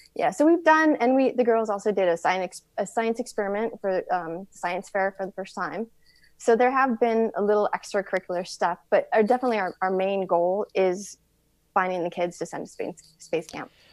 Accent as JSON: {"language": "English", "town": "Tucson", "region": "Arizona", "country": "United States", "said": "I am from Tucson."}